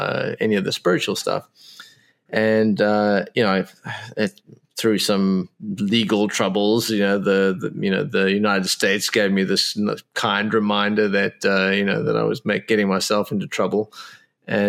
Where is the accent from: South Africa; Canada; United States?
South Africa; I was born in South Africa